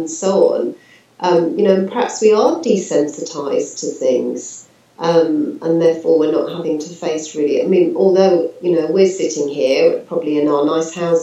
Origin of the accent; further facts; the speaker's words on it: London, United Kingdom; moved away as an adult; also born or lived in Norfolk; I was brought up in London